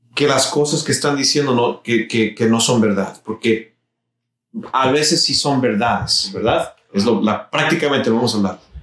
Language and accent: Spanish; Mexico; now in Houston, United States; Yo soy mexicano